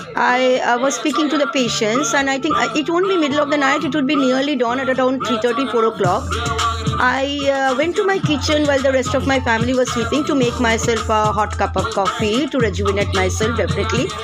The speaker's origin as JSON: {"language": "English", "country": "India", "said": "In India, as an Indian citizen"}